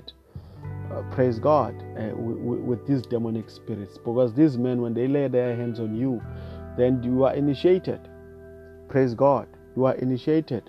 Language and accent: English; South Africa; I come from South Africa